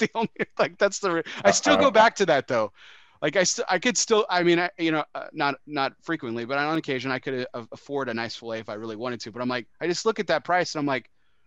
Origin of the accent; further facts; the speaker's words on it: El Paso, Texas, United States; my hometown, speaking of El Paso